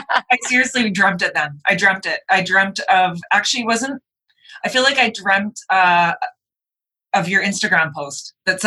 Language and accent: English; Edmonton, Alberta, Canada; moved away; I grew up in Edmonton